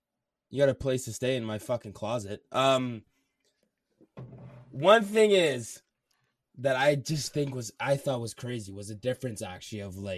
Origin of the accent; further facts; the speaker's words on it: Canada; I'm Canadian.